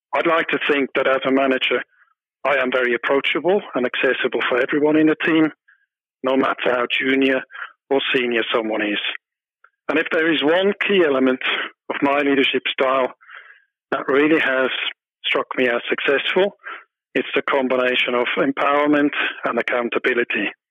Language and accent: English; small town near Zurich, Switzerland; moved away as an adult; also born or lived in United Kingdom; now in Hong Kong; I was born in Switzerland. I grew up in a small town about 25 kilometers away from Zurich.